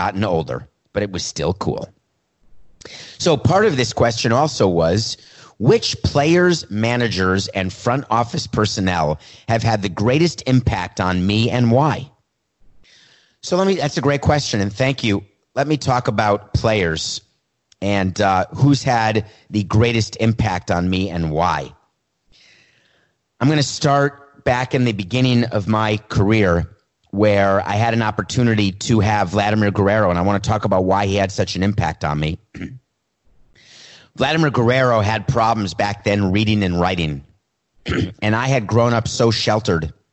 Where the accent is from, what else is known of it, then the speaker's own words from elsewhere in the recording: New York, United States; I grew up in New York